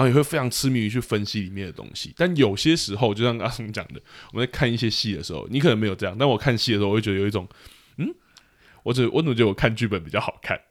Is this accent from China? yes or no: no; Taiwan; 其实我就是真的是台湾土生土长的，长大的人，那，而台湾的学学业环境就是偏升学啊